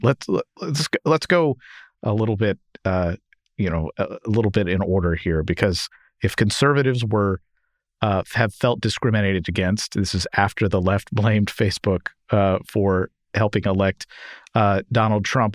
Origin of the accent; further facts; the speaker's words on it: Louisville, Kentucky, United States; in my hometown, Louisville, Kentucky